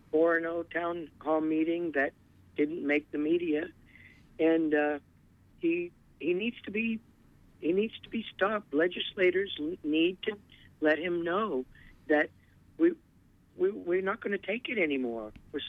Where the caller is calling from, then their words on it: Indian Island, Maine, United States; I'm calling from Indian Island.